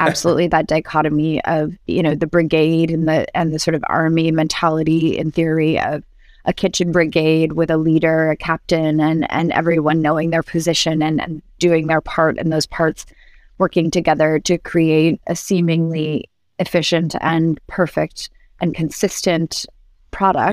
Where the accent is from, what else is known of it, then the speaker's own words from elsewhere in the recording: New York City, New York, United States; also born or lived in Barcelona; New York City, which is my hometown